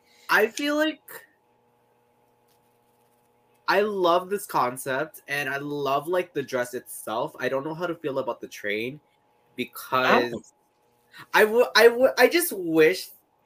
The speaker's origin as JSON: {"language": "English", "country": "Canada", "tie": "born or raised there", "said": "I was born in Canada."}